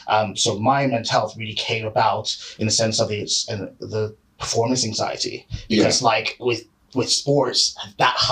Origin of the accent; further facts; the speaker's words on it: Canada; now in United Kingdom; originally from Canada. So that's why my accent sounds very, very offish because like I'm a guy who's been living here for like 20 odd years and I'm sort of like a hybrid of all the accents I've had.